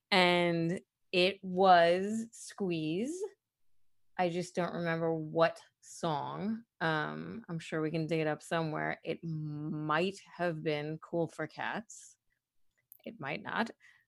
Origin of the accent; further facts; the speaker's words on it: Brooklyn, New York, United States; being someone born and raised in Brooklyn, you say mother and father instead of mother and father.